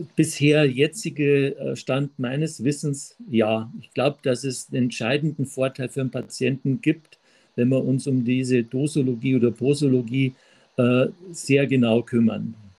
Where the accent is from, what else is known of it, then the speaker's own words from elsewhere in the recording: Traunstein, Bavaria, Germany; aus Traunstein, gebürtigen Traunstein